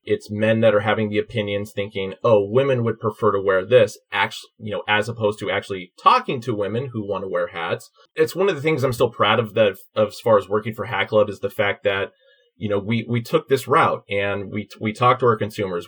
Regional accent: Oakland, California, United States; I'm from Oakland

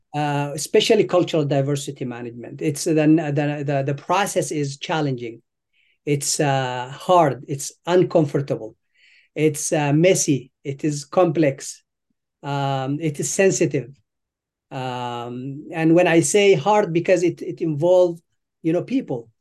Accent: Sudan; moved away as an adult; also born or lived in Eritrea; now in United States; I was born in Eritrea. uh, East Africa. And then I left when I was a child. Um, I, I moved to Sudan

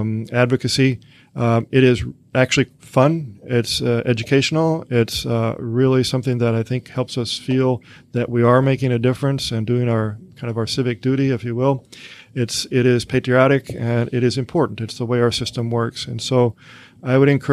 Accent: Missouri, United States; moved away; trips back home to my home state of Missouri

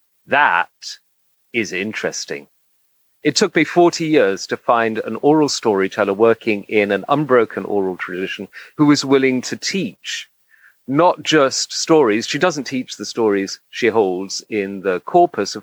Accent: Egypt; moved away as an adult; I grew up in Egypt. I spent my formative years there between 6 and 18.

